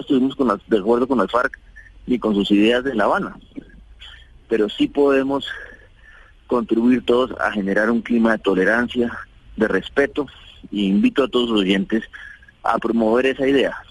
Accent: Colombia; como colombianos

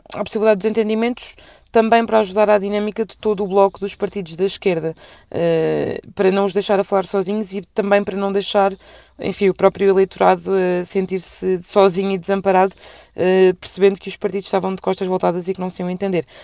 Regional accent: Lisbon, Portugal; também sou lisboeta

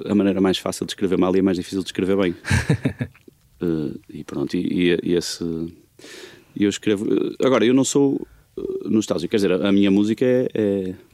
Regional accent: Porto District, Portugal; accent: Porto; eu tenho o sotaque que tenho, meio portuense, meio, meio portuense complexado, porque não é de 100%, mas é, é a maneira que eu, que eu aprendi a falar, a ouvir os meus pais e tal.

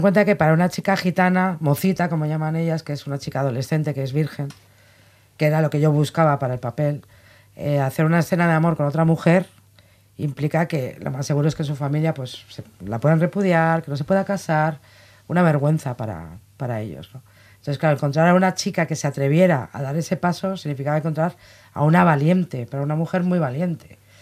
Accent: Basque Country, Spain; yo soy vasca

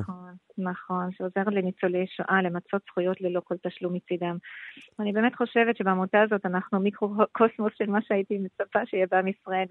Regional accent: Switzerland; Hebrew is a second language; moved away as an adult; now in Israel; אני עליתי לארץ בגיל 18 משוויץ

